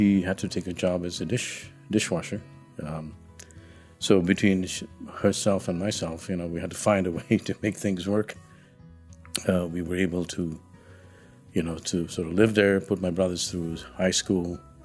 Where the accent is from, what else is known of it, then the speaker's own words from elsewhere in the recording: Uganda; now in Canada; I got here in 1972. I came as a refugee from Uganda.